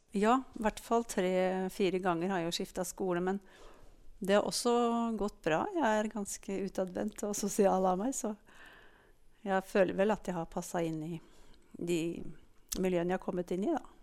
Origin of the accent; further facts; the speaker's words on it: Gjøvik, Innlandet, Norway; also born or lived in Eina; jeg er født på Gjøvik sykehus. Og hadde mine første leveår på Eina, faktisk.